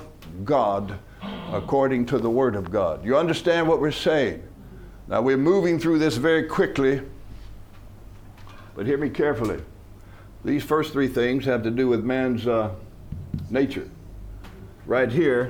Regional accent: United States; I was born in America.

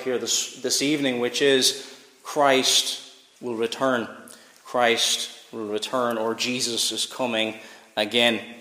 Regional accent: Cork, Munster, Ireland; now in Northern Ireland, United Kingdom; I grew up in Cork, so we didn't know much about the royal family

